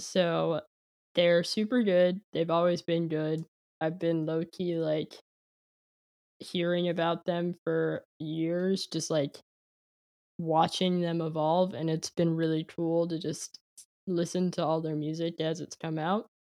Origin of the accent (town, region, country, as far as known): San Jose, California, United States; born or raised there; moved away; also born or lived in Philadelphia